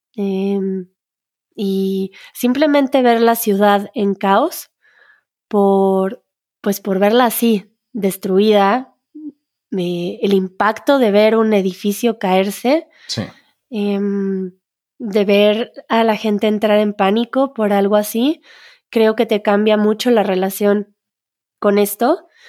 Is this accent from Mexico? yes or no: yes; Mexico; como mexicanos